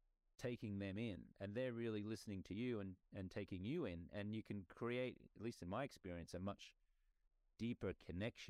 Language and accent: English; Australia; moved away as an adult; now in United States; I grew up in Australia, my native country